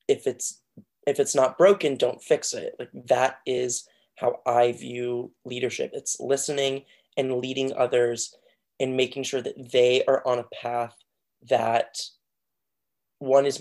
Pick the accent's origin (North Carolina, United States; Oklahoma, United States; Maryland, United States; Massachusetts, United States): North Carolina, United States; Outer Banks of; I'm from the Outer Banks of North Carolina